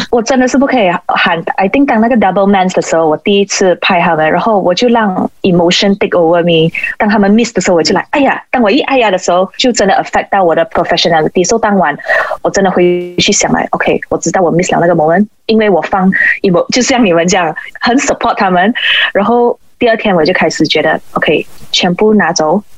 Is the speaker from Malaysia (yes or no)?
yes; Malaysia; 我就觉得身为一个马来西亚人